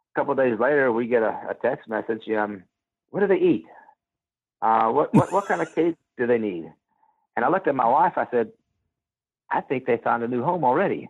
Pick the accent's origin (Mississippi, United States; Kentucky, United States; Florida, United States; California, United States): Mississippi, United States; Gulfport; now in Texas, United States; I'm from the Gulf Coast. Yeah, I'm from Gulfport, Mississippi, an hour out of New Orleans